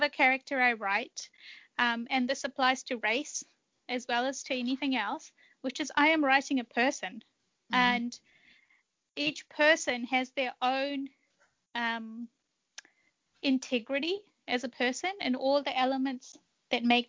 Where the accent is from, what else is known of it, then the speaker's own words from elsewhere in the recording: Fiji; moved away; also born or lived in Japan; I was born in Fiji, which is, you know, multicultural.